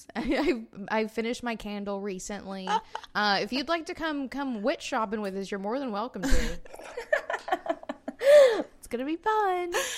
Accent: Florence, Alabama, United States; moved away; I was in Florence, like my hometown, Florence, Alabama

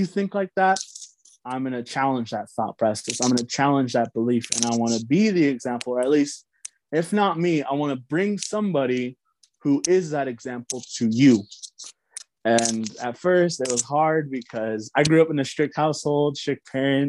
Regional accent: Red Mesa, Utah, United States; where I'm from the Navajo Reservation. I reside in Red Mesa, Utah

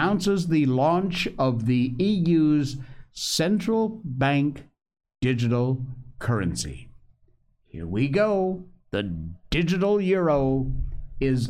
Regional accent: Cornwall, Connecticut, United States; Connecticut is my home state, friends. I grew up in Cornwall, Connecticut, in the northwest corner, the foothills of the Berkshires.

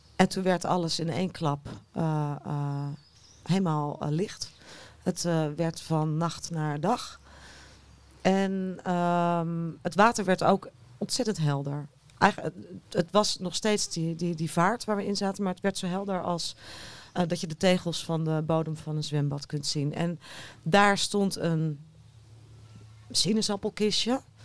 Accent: Haarlem, North Holland, Netherlands; Ik kom zelf uit Haarlem

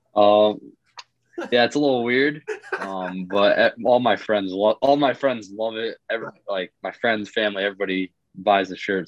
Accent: Putnam, Connecticut, United States; also born or lived in Western New York; I'm um, from Putnam, Connecticut

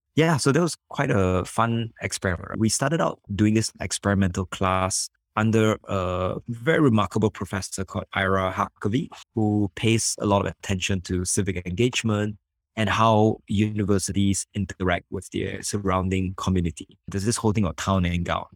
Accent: Singapore; I'm from Singapore.

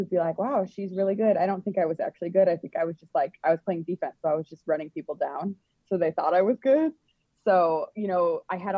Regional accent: Elk Grove, United States; I grew up in Elk Grove community

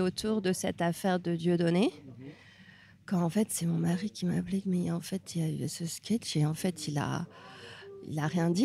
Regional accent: Hungary; moved away as an adult; now in France; j'ai grandi en Hongrie

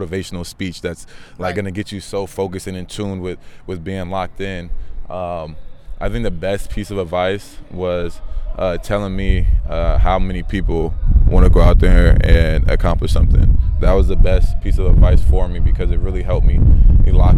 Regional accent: San Diego, California, United States; growing up in Southeast San Diego

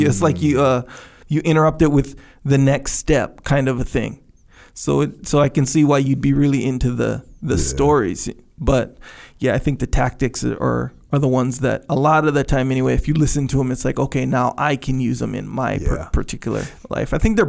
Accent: Waimanalo, Hawaii, United States; But if you're from Waimanalu and I'm from Waimanalu, if we meet, we can meet in Dubai, me and you brothers, 100%.

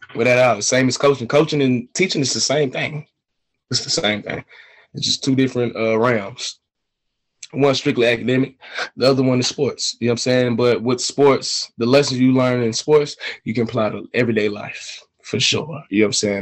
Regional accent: Atlanta, Georgia, United States; also born or lived in China; I'm from Atlanta, Georgia

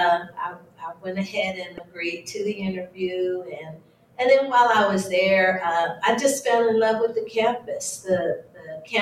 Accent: San Antonio, Texas, United States; moved away; I had my own pharmacy in my hometown of San Antonio, Texas

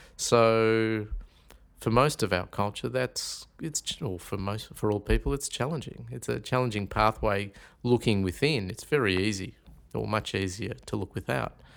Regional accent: Melbourne, Victoria, Australia; also born or lived in Carlton, Victoria / Lara, Victoria; I was actually born in Carlton at the old Royal Women's Hospital in sixty-three. So, I started off, um, I grew up in Northcote. And then at the age of nine, we actually, uh, moved out to Lara in the country, out near Geelong.

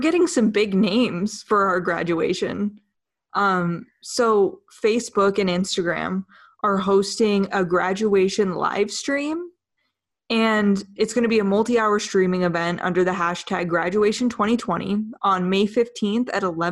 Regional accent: Idaho, United States; I'm also from Idaho, so it's very near and dear to my heart

